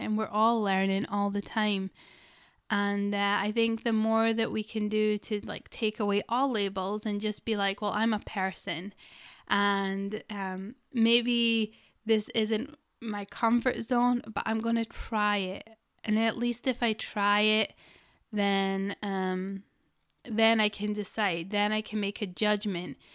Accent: Scotland, United Kingdom; I'm Scottish. We roll our R's

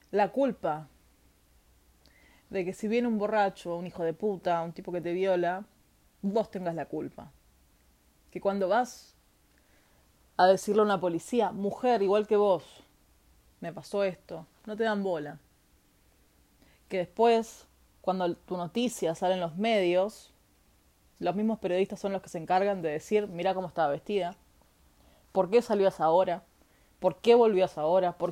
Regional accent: Argentina; now in Chile; Para los que no saben, eh, hace un tiempo vivo en Chile, pero soy argentina, nacida y criada.

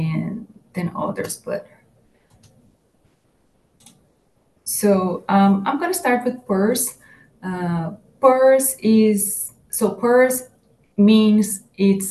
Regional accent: Brazil; now in Iowa, United States; I'm from Brazil and it's summertime in Brazil now, and here in Iowa it's winter

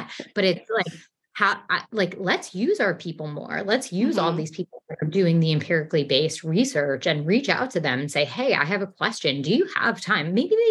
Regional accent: New York City, New York, United States; accent: New York; also born or lived in Texas; even though I'm from New York, I've lived in New York almost my entire life, except for living in Texas

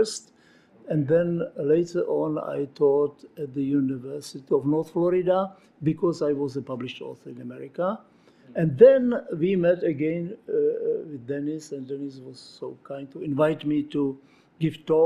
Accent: Moravia, Czechia; English is a second language; I'm from Moravia

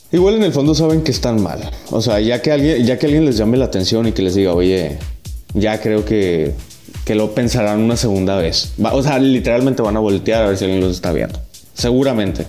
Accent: Ures, Sonora, Mexico; born or raised there; also born or lived in Hermosillo

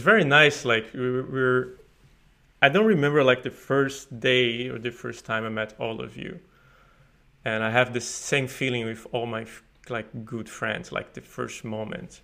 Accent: Paraíba, Brazil; moved away as an adult; now in Sweden; I'm from Paraíba, which is northeast of Brazil, and I study computer science there

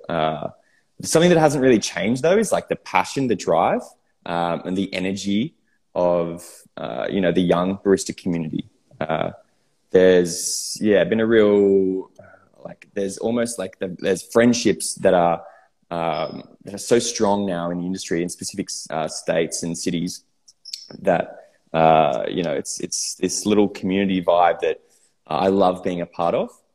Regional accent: Sydney, New South Wales, Australia; I grew up in Sydney

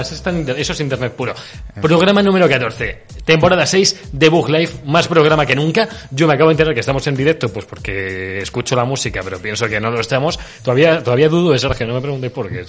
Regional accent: Spain; somos más de Sony en España

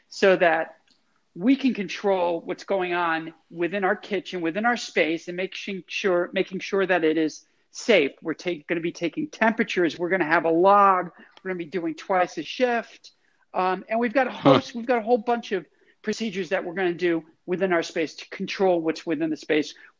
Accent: New England, United States; now in Chicago, United States; I grew up in New England

